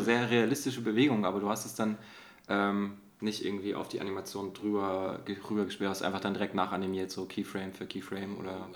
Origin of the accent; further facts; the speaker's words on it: Dresden, Saxony, Germany; now in Berlin, Germany; Ich komme ja eigentlich aus Dresden